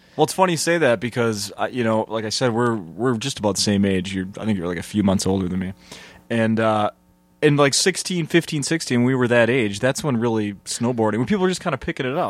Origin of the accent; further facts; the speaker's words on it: Saint Paul, Minnesota, United States; also born or lived in Duluth, Minnesota; I grew up in Saint Paul here